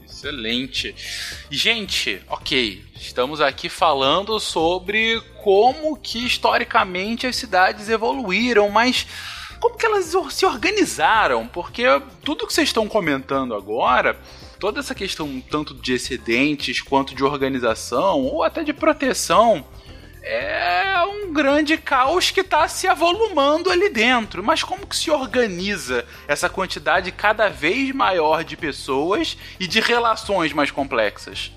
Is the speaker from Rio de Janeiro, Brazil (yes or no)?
yes; Rio de Janeiro, Brazil; no estado do Rio de Janeiro, onde eu cresci minha vida toda, ela é mais de 90% urbanizada